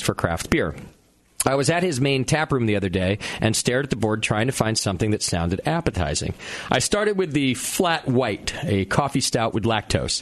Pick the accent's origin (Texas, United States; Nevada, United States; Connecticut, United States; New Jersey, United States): Connecticut, United States; moved away; from Connecticut, my home state